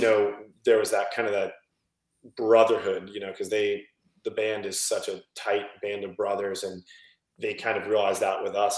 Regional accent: Flagler Beach, Florida, United States; I grew up in Flagler, which is about an hour south of Jacksonville

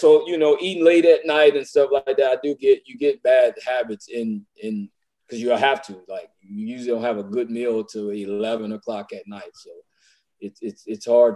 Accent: Louisiana, United States; I'm from Louisiana

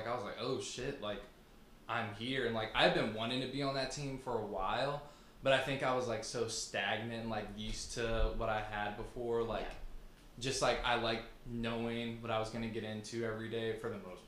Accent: Richmond, Virginia, United States; I am born and raised in Richmond, Northside, grew up there, right off Chamberlain

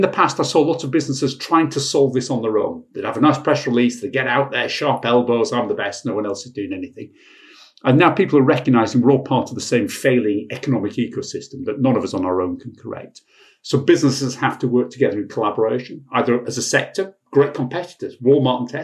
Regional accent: Bradford, Yorkshire and the Humber, United Kingdom; also born or lived in Sheffield; I was brought up in Bradford

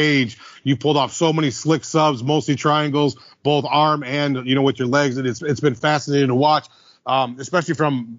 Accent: Detroit, Michigan, United States; I'm from Detroit

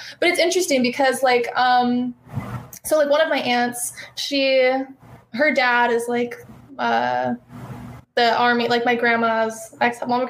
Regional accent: Bay Area, California, United States; I grew up in the Bay Area in California.

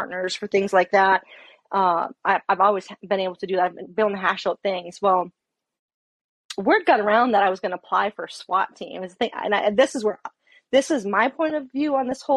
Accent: Fargo, North Dakota, United States; moved away as an adult; also born or lived in Alaska; moved back to my hometown area, Fargo, North Dakota

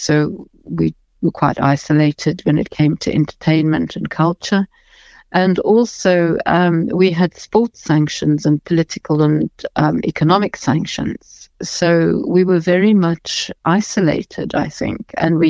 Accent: South Africa; first language English; I'm a white South African and I'm English speaking

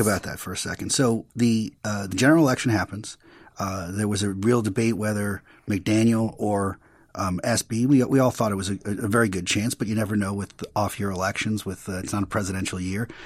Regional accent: New York, United States; I'm a New Yorker

